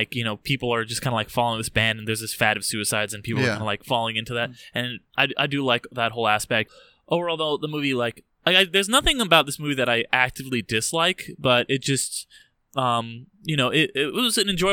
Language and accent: English; United States; being American